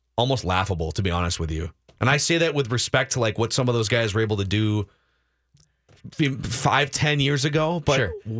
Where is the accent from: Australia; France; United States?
United States; Toledo, Ohio; born there; That being said, I was born in Toledo. Remember fondly going to minor league games with my family.